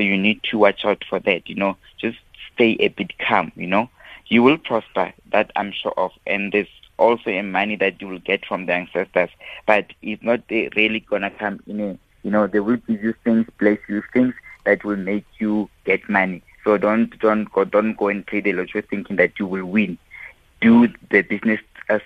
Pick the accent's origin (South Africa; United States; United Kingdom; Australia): South Africa; Mabopane, Gauteng; from my hometown